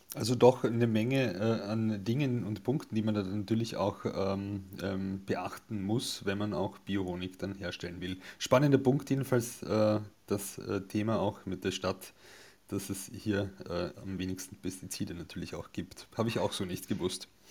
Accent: Carinthia, Austria; moved away; bin ja eigentlich ursprünglich aus Kärnten, ähm, komme vom Land

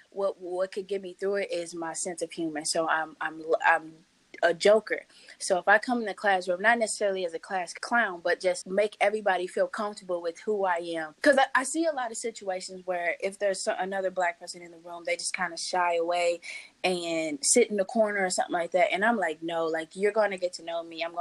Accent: St. Louis, Missouri, United States; I got an op- opportunity to go intern at Anheuser-Busch in St. Louis, actually back in my hometown.

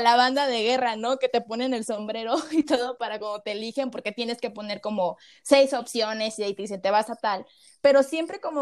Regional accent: Mexico; tenemos como mexicanos

